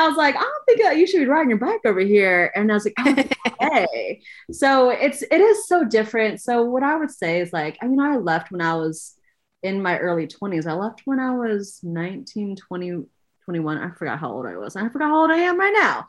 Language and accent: English; Oakland, California, United States; myself growing up in Oakland, California, being a fifth generation Chinese American